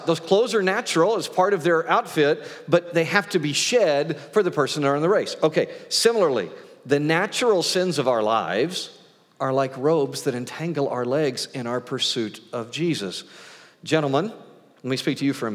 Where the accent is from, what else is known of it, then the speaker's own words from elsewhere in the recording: Great Plains, United States; growing up on the Great Plains